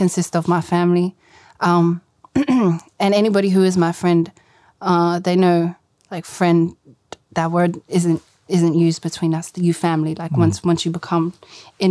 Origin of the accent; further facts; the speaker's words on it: Sydney, New South Wales, Australia; I grew up in South Granville my whole life, lived there with all my Habibs.